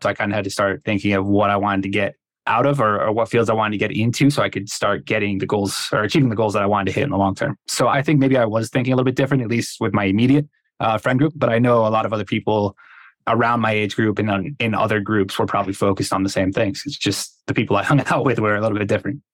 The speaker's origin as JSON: {"language": "English", "region": "Connecticut", "country": "United States", "tie": "born or raised there", "moved": "yes", "said": "I'm from Connecticut originally."}